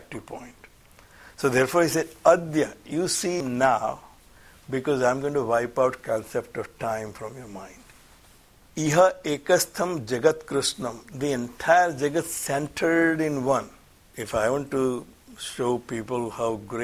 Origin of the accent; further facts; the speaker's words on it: India; I'm an Indian born in India